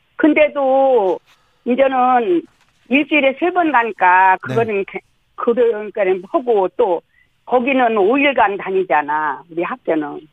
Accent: South Chungcheong, South Korea; moved away; 내가 충청도에서 자랐잖아요. 네. 충남서

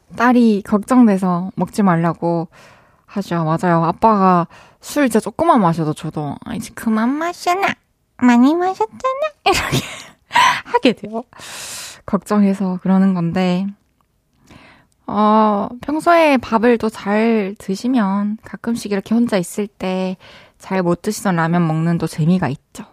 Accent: Changwon, South Gyeongsang, South Korea; 저희는 항상 마산에서는 마산 출신들은 다 공감하실 텐데 소풍을 무조건 무학산으로 가거든요

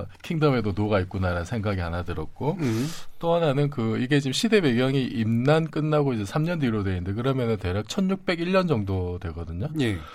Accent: Busan, South Korea; 제가 이제 부산 동네 출신이에요

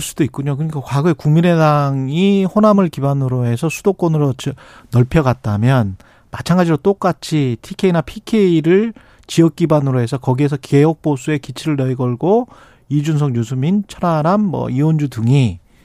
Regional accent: South Korea; 한국 사람이고

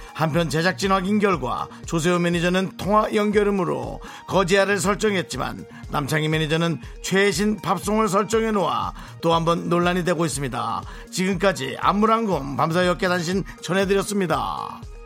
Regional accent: Gangneung, Gangwon, South Korea; 우리 고향에서 보내주셨네

